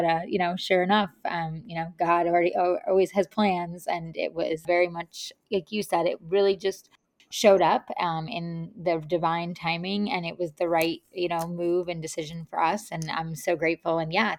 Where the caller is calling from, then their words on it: Tennessee, United States; also born or lived in California; But yeah, I'm calling in from Tennessee, and I'm just excited to have this conversation with you.